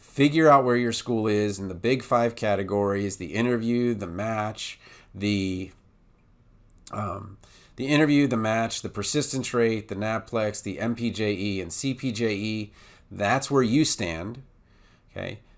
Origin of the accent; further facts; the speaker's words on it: Iowa, United States; I do help a lot of students in my home state